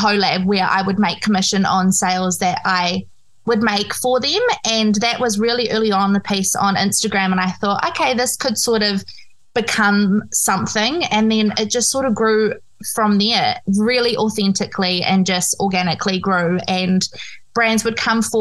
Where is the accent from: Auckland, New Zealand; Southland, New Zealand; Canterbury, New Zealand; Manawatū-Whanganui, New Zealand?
Canterbury, New Zealand; Christchurch; I'm from Christchurch, New Zealand.